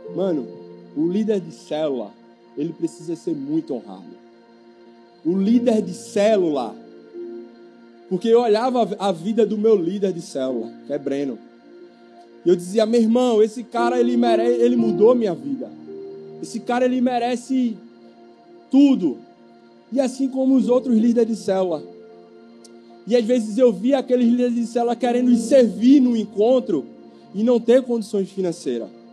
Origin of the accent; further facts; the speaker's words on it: Camaragibe, Pernambuco, Brazil; sou de Camaragibe